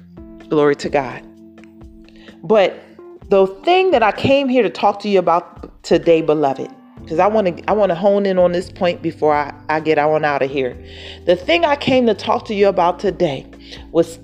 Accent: Philadelphia, Pennsylvania, United States; See, I'm from Philadelphia, Philly.

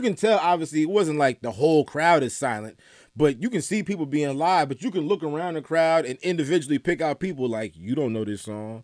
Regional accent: Atlanta, Georgia, United States; also born or lived in Saint Louis, Missouri; I was born in Saint Louis. I grew up in Atlanta. I moved to Atlanta when I had just turned thirteen

